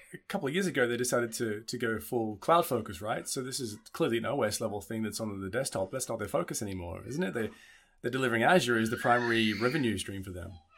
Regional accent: Australia; now in Germany; I'm Australian

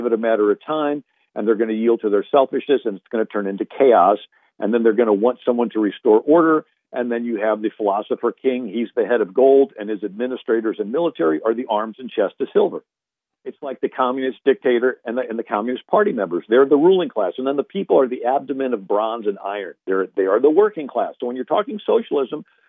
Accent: St. Louis, Missouri, United States; moved away; I'm originally from St. Louis, 30 miles from Ferguson.

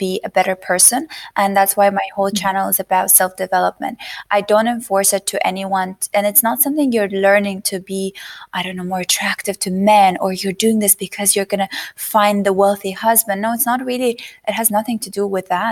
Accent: Azerbaijan; moved away as an adult; also born or lived in United States; I was born and raised in Azerbaijan

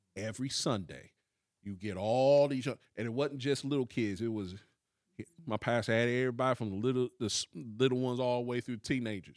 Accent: Columbus, Ohio, United States; we literally came from the same city

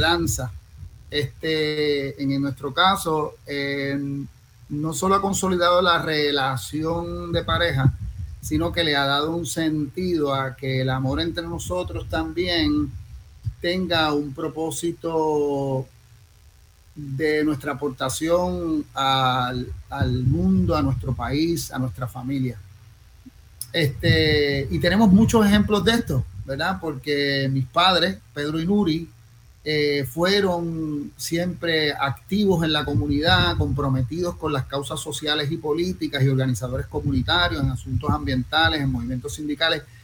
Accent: Bayamón, Puerto Rico; me crié en Bayamón

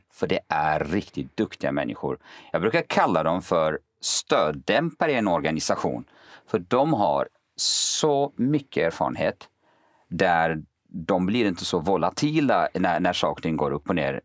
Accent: Kurdistan Region, Iraq; now in Sweden; jag är kurd

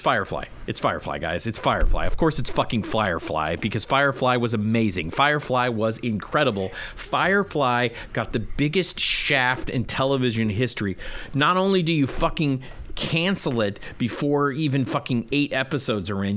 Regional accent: United States; I'm an American man

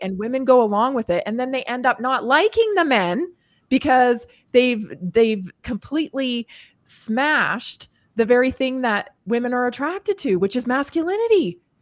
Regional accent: Canada; moved away; I grew up in Canada

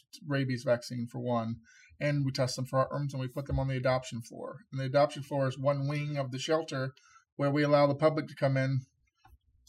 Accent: North Georgia, United States; also born or lived in Savannah, Georgia; I grew up in North Georgia and moved to Savannah almost 12 years ago

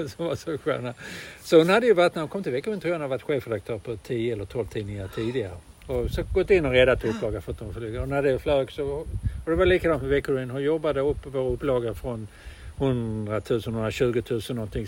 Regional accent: Malmö, Skåne, Sweden; jag är född i Malmö där allting ska gå till helvete. Det är en arbetarstad

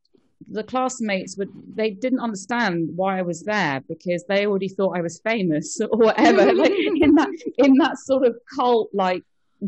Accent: London, United Kingdom; I grew up in London

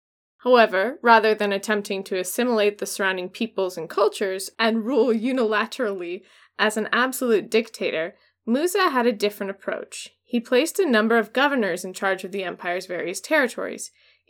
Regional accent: United States; of course, we're American, and everything's about us.

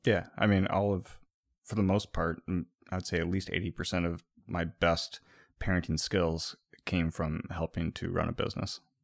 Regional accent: Midwest, United States; growing up in the Midwest

